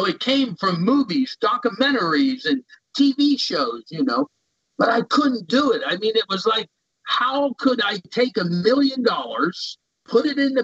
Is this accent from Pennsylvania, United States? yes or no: yes; Central City, Pennsylvania, United States; also born or lived in North Dakota / Minnesota / Kentucky / Florida; I lived in Minnesota, North Dakota. I was born in North Dakota. We always had our roots. Our home was always here in Pennsylvania in a rural area, Central City.